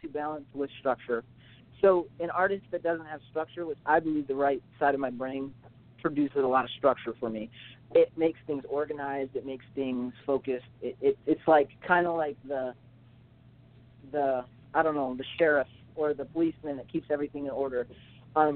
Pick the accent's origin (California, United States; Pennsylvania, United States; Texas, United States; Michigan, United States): Michigan, United States; Tecumseh; also born or lived in Pennington, Michigan; I'm from Tecumseh, Michigan. It's a very small city.